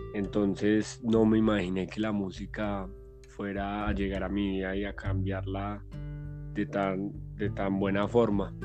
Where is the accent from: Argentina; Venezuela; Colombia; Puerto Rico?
Colombia